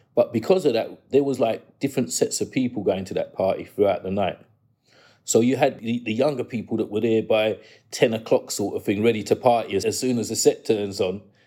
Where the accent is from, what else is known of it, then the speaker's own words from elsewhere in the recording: London, United Kingdom; I grew up in New Cross, and they call the New Cross crew the ghetto posse